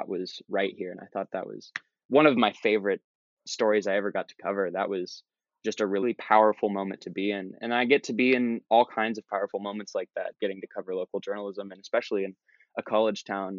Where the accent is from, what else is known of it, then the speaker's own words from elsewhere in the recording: Columbus, Ohio, United States; moved away as an adult; now in Southeast Ohio, United States; I'm from Central Ohio. I'm from a big city. I'm from Columbus. And I moved here 5 years ago in Southeast Ohio, Appalachian Ohio